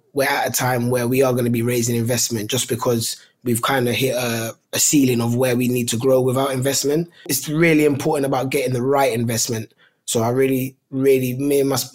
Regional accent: London, United Kingdom; where we are from in Tooting, Southwest London

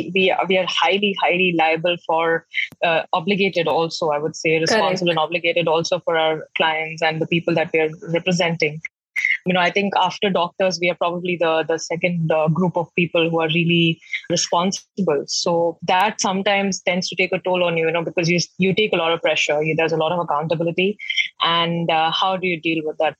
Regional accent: Patna, Bihar, India; moved away as an adult; also born or lived in Pune / Delhi; I'm from Patna

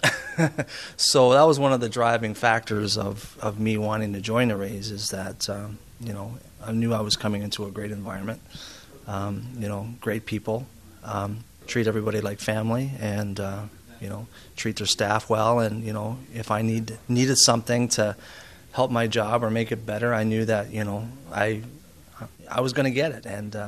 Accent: Canada; also born or lived in Olds, Alberta; Being a Canadian, obviously you grow up with hockey and it's in your blood

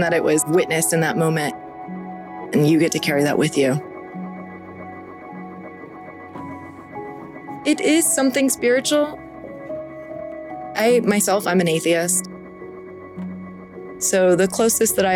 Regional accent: Southern California, United States; I was born in Southern California, and I have probably not spent more than 30 days away from the water

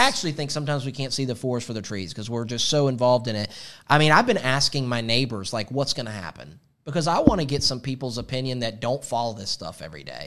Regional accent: Atlanta, Georgia, United States; Growing up in Atlanta

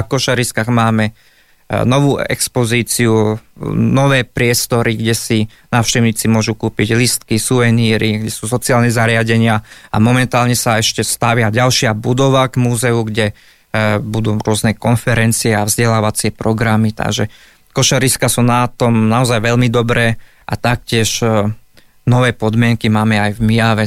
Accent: Stará Turá, Trenčín Region, Slovakia; Vyrastal som v Starej Ture

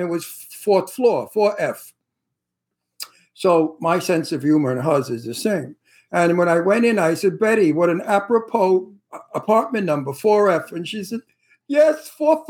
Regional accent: New York City, New York, United States; I'm from Brooklyn.

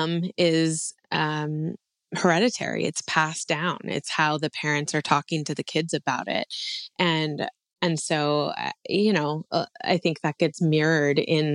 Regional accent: Hawaii, United States; also born or lived in California; Where I grew up was a more Mediterranean climate

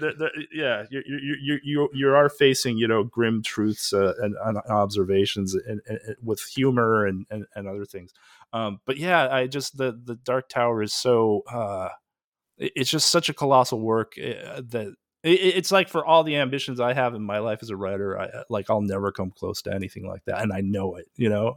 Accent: Pacific Northwest, United States; I grew up in the Pacific Northwest

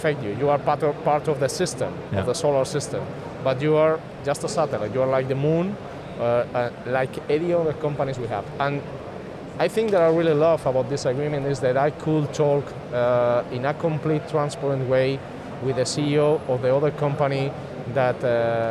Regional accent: Spain; English is a second language; We are from Spain, so we speak Spanish.

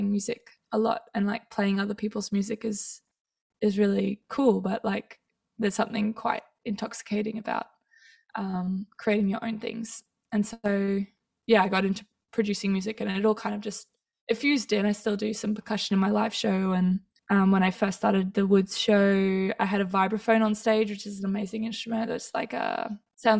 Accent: Townsville, Queensland, Australia; I grew up in Townsville, so there weren't actually that many percussionists.

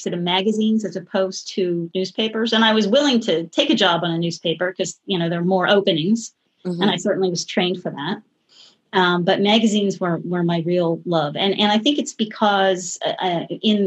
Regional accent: Philadelphia, Pennsylvania, United States; I grew up in Philadelphia, outside of Philadelphia

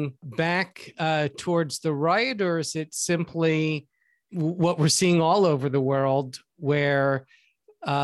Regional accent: United States; as an American

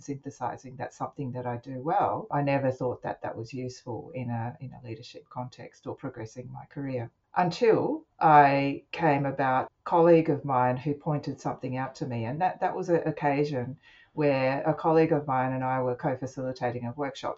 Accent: Australia; I'm Japanese, I have a Japanese background, but I'm Australian born and uh, I grew up with Japanese parents, and I had to work with both languages

